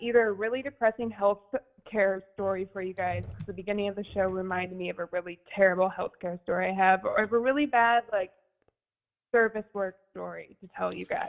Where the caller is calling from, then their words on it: Seattle, Washington, United States; I'm from Seattle.